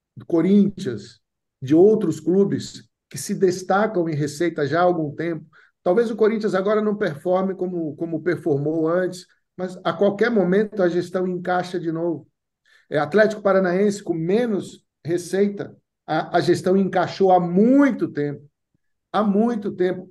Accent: Northeast Region, Brazil; moved away; also born or lived in United States; eu sou do Nordeste, sou Bahia

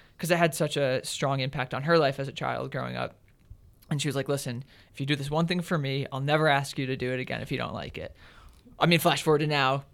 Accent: Pittsfield, Massachusetts, United States; I grew up in the Berkshires in Massachusetts, Western Mass, Pittsfield specifically

